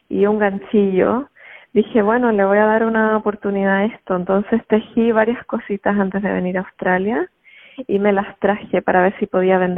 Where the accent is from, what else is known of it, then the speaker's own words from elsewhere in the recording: Chile; moved away as an adult; Salí de Chile con la intención de sanarme y de encontrar quién realmente era yo, más allá de mi sociedad, mi cultura, mis padres, mi familia